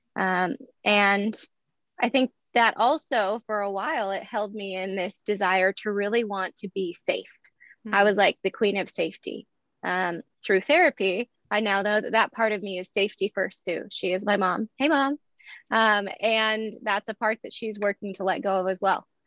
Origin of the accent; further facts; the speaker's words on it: Eugene, Oregon, United States; I was born in Eugene, Oregon, November 18th, 1986